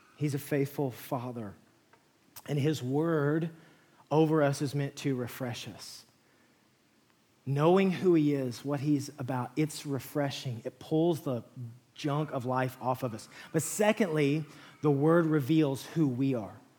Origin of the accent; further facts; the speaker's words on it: West Texas, United States; moved away; I grew up in West Texas